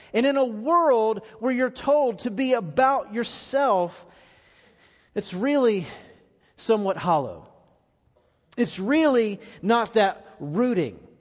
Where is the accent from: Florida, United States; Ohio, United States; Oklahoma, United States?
Florida, United States; now in Middle Tennessee, United States; I grew up in Florida